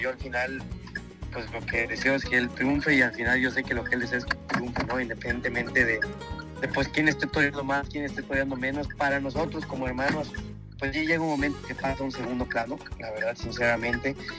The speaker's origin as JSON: {"language": "Spanish", "country": "Mexico", "said": "quiero torear en mi tierra"}